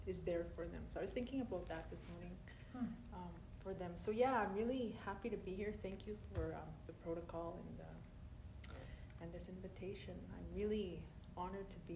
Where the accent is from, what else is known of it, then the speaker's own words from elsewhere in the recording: Saddle Lake Cree Nation, Alberta, Canada; I was raised in my community